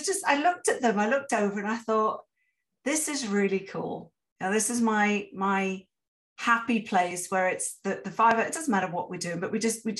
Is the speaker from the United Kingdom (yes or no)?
yes; England, United Kingdom; now in Canada; coming to Canada as an immigrant, yet a privileged immigrant, because I'm white and I'm English